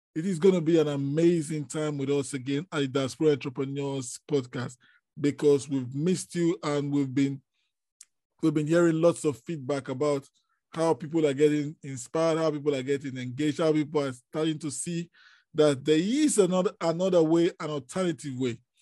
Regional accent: Nigeria; I am from Nigeria

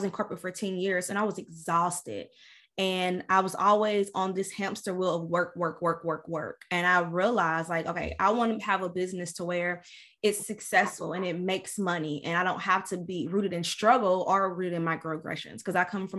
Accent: Louisville, Kentucky, United States; moved away as an adult; now in Tampa, United States; I'm from Louisville, Kentucky. If you can't tell from the accent

